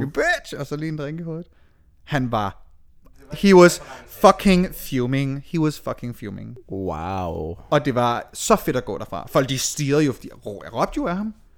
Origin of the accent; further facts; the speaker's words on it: Aalborg, North Denmark Region, Denmark; moved away; Jeg boede stadigvæk hjemme i Aalborg.